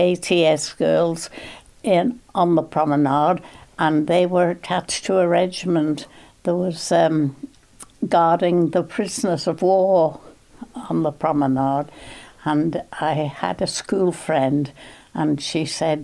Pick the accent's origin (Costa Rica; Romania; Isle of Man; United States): Isle of Man; I was born in Bruce, out at Lonnon. I had two brothers, one sister, and we came to Groudle. We went to Onken School